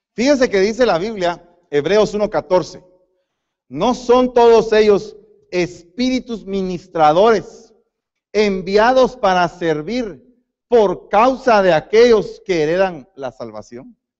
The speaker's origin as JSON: {"language": "Spanish", "country": "Guatemala", "moved": "yes", "said": "Yo soy guatemalteco"}